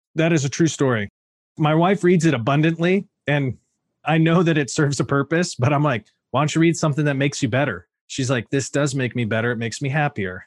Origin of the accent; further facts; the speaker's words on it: Sacramento, California, United States; also born or lived in Oregon; I grew up in Sacramento, son of a West Point Army graduate